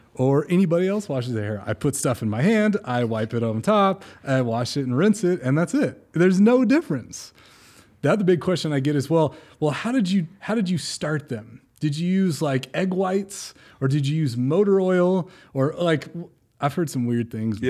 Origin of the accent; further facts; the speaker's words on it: California, United States; moved away; I'm originally from California, so I'm living on the Central Coast